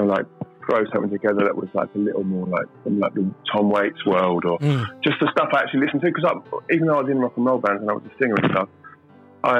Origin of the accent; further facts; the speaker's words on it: London, United Kingdom; I'm from Southeast London